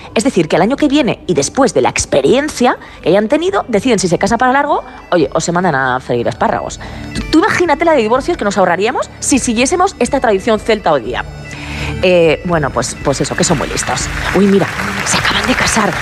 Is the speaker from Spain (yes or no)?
yes; Aragon, Spain; Yo no soy celta, soy maña